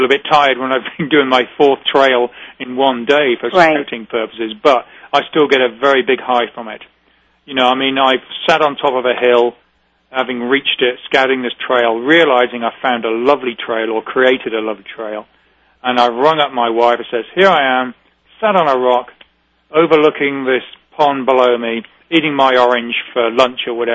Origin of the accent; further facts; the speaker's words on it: United Kingdom; now in New England, United States; We're very British